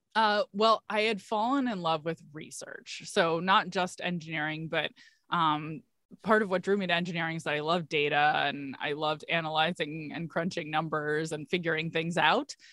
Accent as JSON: {"language": "English", "area": "Washington, D.C. area", "region": "District of Columbia", "country": "United States", "tie": "born or raised there", "said": "I am from the Washington, D C area, and I grew up in the suburbs."}